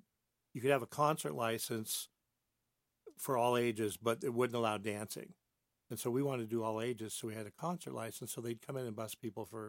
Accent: Barstow, California, United States; moved away as an adult; now in San Diego, United States; when I was a kid, I grew up in Barstow.

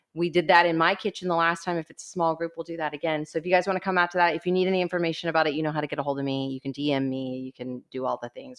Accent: Corpus Christi, Texas, United States; we're both from Corpus Christi

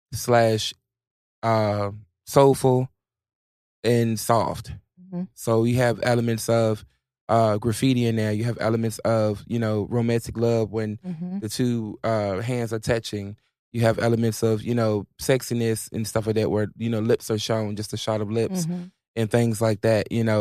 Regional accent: Virginia, United States; part of the 757. You know what I'm saying? It's my first music video. Of course I'm going to go to my hometown.

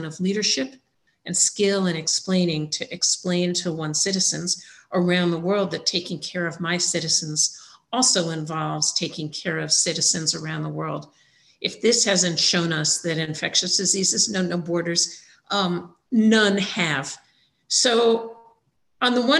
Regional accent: United States; as an American now working with a number of global

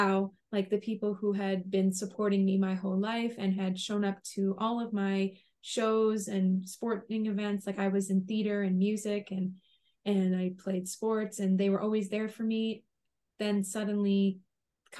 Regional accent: Long Island, New York, United States; also born or lived in Rhode Island; now in Connecticut, United States; I grew up on Long Island in New York

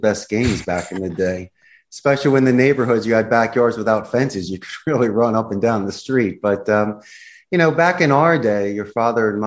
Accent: Philadelphia, Pennsylvania, United States; moved away as an adult; now in Costa Rica; growing up in Philly

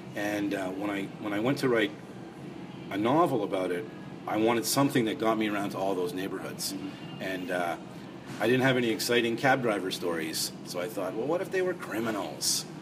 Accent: Montreal, Quebec, Canada; now in Toronto, Canada; I grew up in Montreal

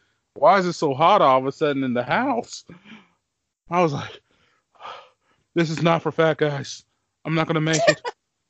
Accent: Midwest, United States; I'm from the Midwest, okay?

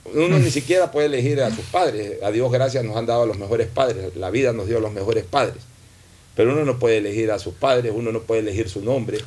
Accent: Guayaquil, Guayas, Ecuador; como guayaquileño

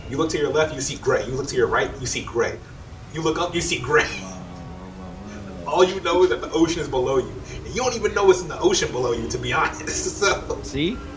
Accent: New Orleans, Louisiana, United States; Growing up in New Orleans

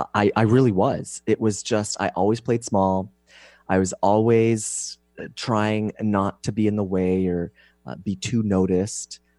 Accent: Canada; moved away as an adult; now in San Diego, United States; I'm Canadian

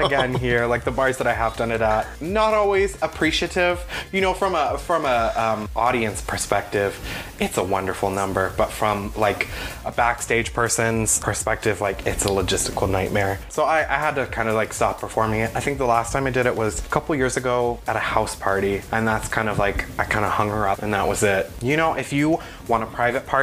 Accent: Bay Area, California, United States; growing up in the Bay Area

